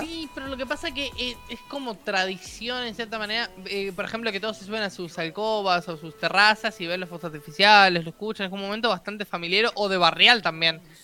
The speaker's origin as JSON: {"language": "Spanish", "country": "Uruguay"}